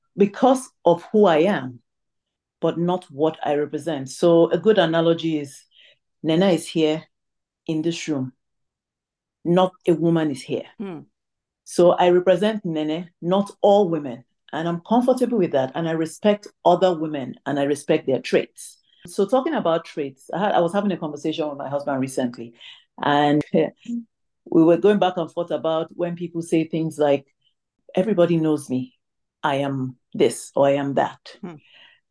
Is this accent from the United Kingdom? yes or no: no; Tamale, Northern Region, Ghana; moved away; also born or lived in Ibusa, Delta State, Nigeria (ancestry); I was born in Tamale, which is in Ghana. However, I am an Igbo lady from Ibuzo in Delta State, and that's by my parental lineage. So my parents are Nigerian